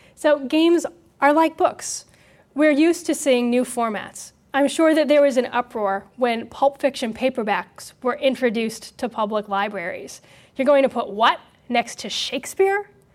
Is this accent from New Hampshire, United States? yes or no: yes; Hampton, New Hampshire, United States; my hometown. in Hampton, New Hampshire.